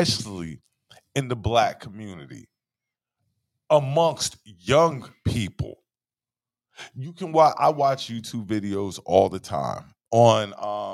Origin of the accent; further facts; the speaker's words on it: South Carolina, United States; I'm from South Carolina.